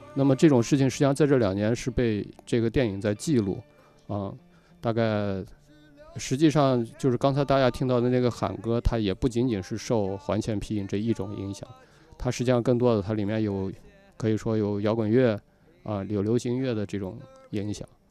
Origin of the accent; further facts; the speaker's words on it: Yinchuan, Ningxia, China; 我在银川长大嘛